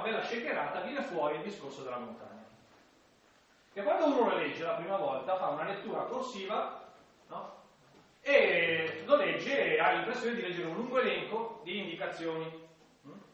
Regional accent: Milan area, Lombardy, Italy; accent: Milanese; dalle mie parti si dice, guarda Gesù, ve lo dico in, in dialetto, che avest, in dialetto milanese

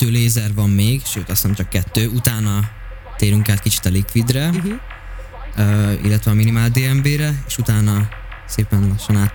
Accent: Hungary; Én is vidéki vagyok

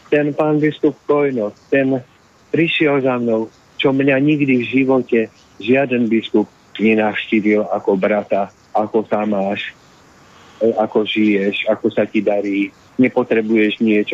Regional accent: Slovakia; also born or lived in Bratislava; som Slovák, lebo mám rodičov Slovákov

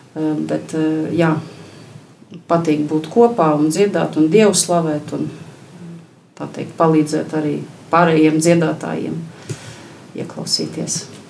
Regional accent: Krāslava, Krāslava Municipality, Latvia; moved away as an adult; also born or lived in Riga; now in Salaspils, Latvia; Paties nāku no Krāslavas, Krāslavā esmu dzimusi

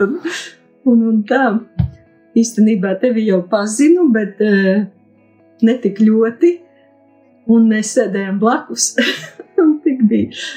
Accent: Nīcgale, Augšdaugava Municipality, Latvia; moved away as an adult; now in Daugavpils, Latvia; Nu, es esmu no Daugopils jau nedaudz vairāk kā 20 gadus, bet esmu dzimusi Nīcgalē. Tur arī, arī puse dzīves nodzīvota Nīcgalē, puse Daugopilī

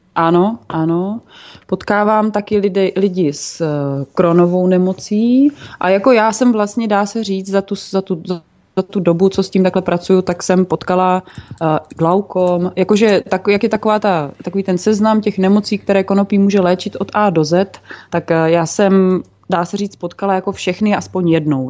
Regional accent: Brno, South Moravian Region, Czechia; moved away as an adult; now in Central Bohemia, Czechia; jsem byla původně z Brna

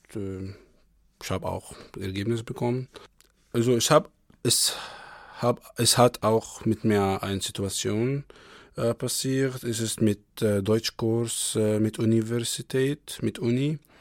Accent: Egypt; German is a second language; also born or lived in Kyiv, Ukraine; now in Kassel, Germany; ich komme aus Ägypten

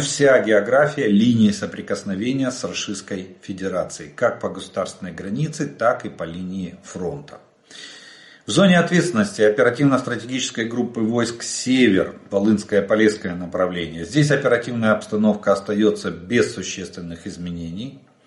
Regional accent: Ukraine; мы из Украины

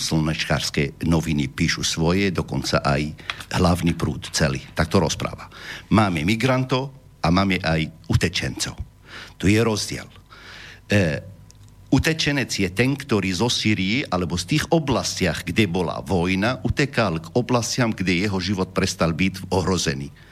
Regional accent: Homs, Homs Governorate, Syria; Slovak is a second language; now in Slovakia; ja som z Homsu

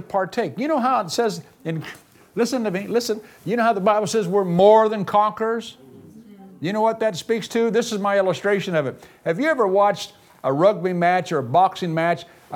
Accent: United States; I'm an American

